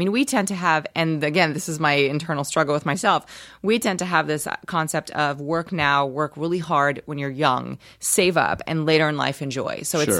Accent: Rio de Janeiro, Brazil; Well, I'm from Rio, and I highly recommend Rio.

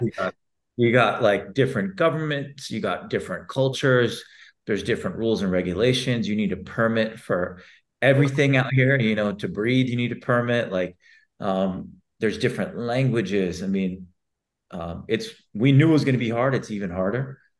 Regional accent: Texas, United States; moved away as an adult; now in Dubai, United Arab Emirates; I was born and raised in Texas

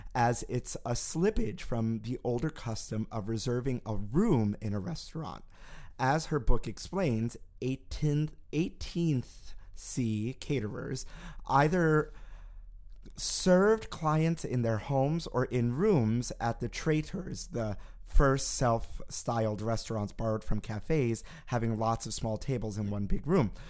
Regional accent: New York City, New York, United States; growing up in Brooklyn, where I did

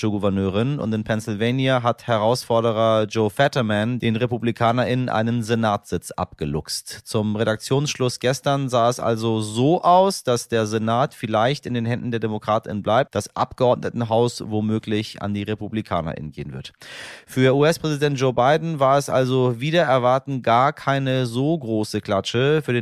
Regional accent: Iran; German is a second language; Wir sehen das als Iraner, ich glaube, unisono alle gleich und wir haben uns auch von ähm, Seiten der Menschen, die sich im Ausland befinden, äh, sehr, sehr doll eingesetzt.

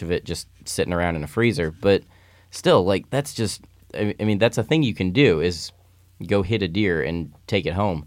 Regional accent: Midwest, United States; now in California, United States; just as a little kid growing up in the Midwest

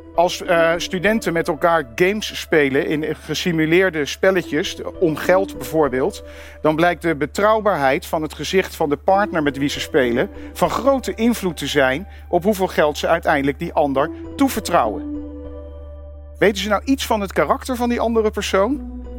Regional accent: Netherlands; waar kom je vandaan? Ik zei Nederland

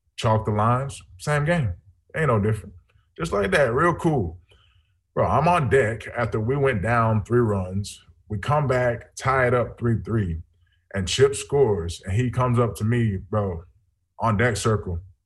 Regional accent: just south of Atlanta, Georgia, United States; I grew up in Georgia, just south of Atlanta

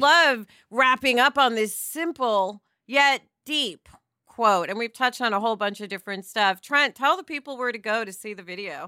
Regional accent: New York, United States; I'm from New York

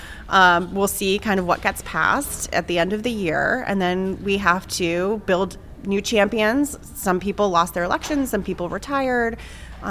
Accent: New England, United States; moved away; I grew up in New England and, you know, very small town.

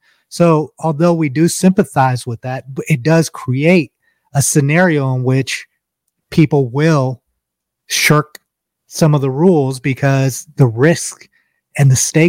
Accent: India; James is Nigerian, I'm Indian, but the experiences are very similar.

